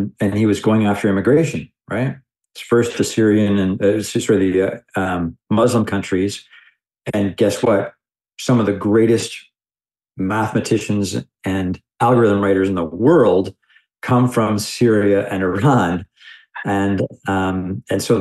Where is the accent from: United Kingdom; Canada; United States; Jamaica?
Canada; I'm a Canadian